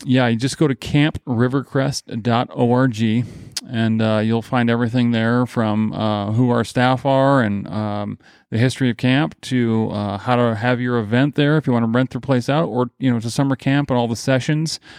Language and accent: English; Grand Rapids, Michigan, United States; moved away; also born or lived in Nebraska; I grew up in Grand Rapids, Michigan